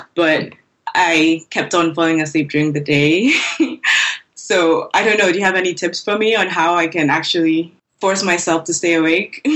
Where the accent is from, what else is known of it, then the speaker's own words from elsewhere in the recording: Nigeria; also born or lived in Lagos, Nigeria; I'm a Nigerian user interface designer and front end developer